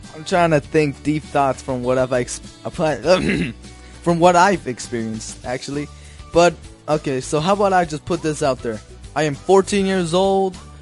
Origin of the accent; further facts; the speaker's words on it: Denver, Colorado, United States; I was born in the United States in Denver, Colorado. That's my hometown.